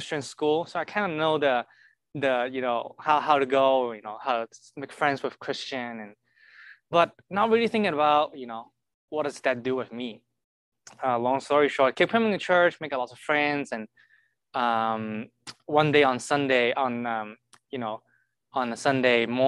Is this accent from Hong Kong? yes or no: yes; Hong Kong; moved away as an adult; now in Kansas City, United States; I'm from Hong Kong. I've been here, I think 6.5 years already